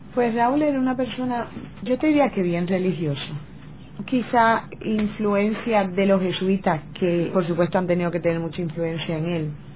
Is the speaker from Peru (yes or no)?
no; Guaynabo, Puerto Rico; yo nací en Villacaparra y mi hermana Olga también